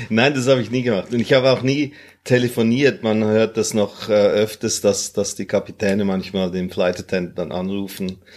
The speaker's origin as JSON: {"language": "German", "country": "Hong Kong", "tie": "born there", "said": "meine Mutter war aus Singapur, mein Vater war Zürcher, war Schweizer. Und äh, geboren bin ich in Hongkong."}